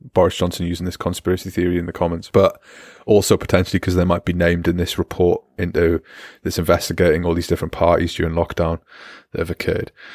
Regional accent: United Kingdom; moved away; I'm British as well

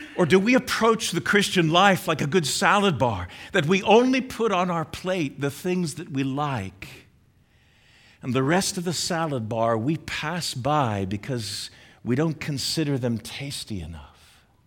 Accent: United States

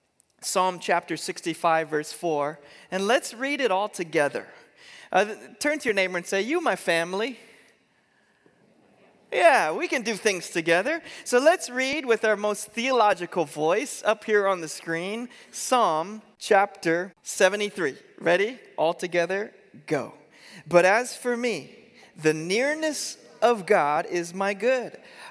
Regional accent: Eugene, Oregon, United States; born there; we moved to Eugene, Oregon. In fact, I was born here in Eugene at Sacred Heart Hospital, and so I've kind of come full circle.

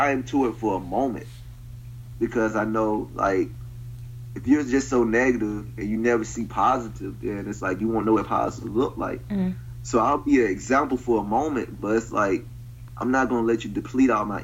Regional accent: Prichard, Alabama, United States; moved away; also born or lived in Mobile, Alabama; I'm from Pritchard

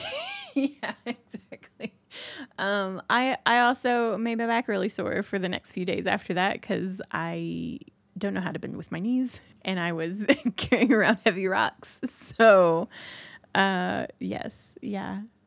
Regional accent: Indiana, United States; I'm from Indiana

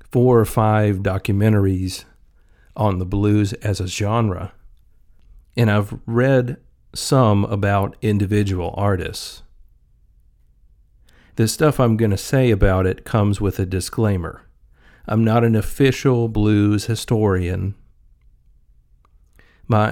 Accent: Mississippi, United States; Growing up in Mississippi, you're around blues music a decent amount in various public places.

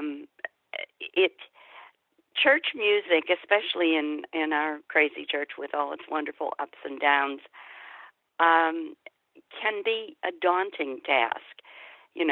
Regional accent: Pittsburgh, Pennsylvania, United States; I grew up in Pittsburgh

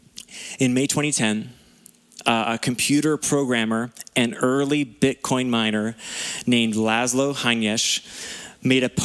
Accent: Lower Mainland, British Columbia, Canada; moved away as an adult; We grew up in the Lower Mainland

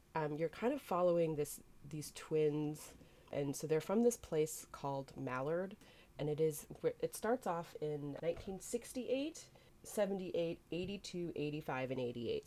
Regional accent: Boston, Massachusetts, United States; my hometown Boston

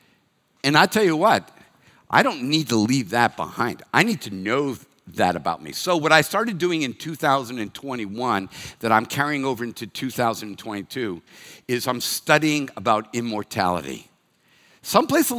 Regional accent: Reading, Massachusetts, United States; first language English; moved away; I'm from Reading, Massachusetts

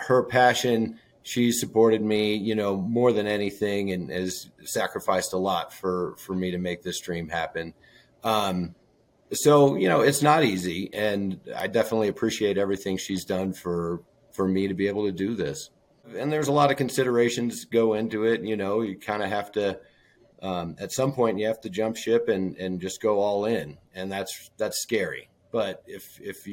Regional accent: Colorado, United States; moved away; I'm from Colorado.

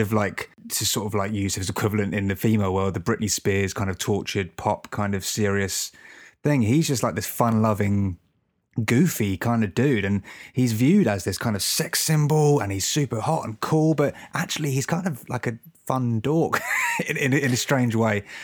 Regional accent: Bognor Regis, South East England, United Kingdom; my hometown in Bognor

